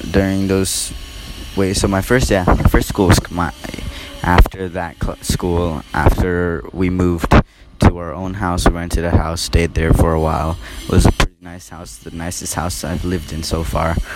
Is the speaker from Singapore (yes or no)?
yes; Singapore; born there; also born or lived in Cambodia / America; I was born in Singapore. Well, yeah, I was born in Singapore and stayed there for six months. Then came to Cambodia for about three years. So then I went to America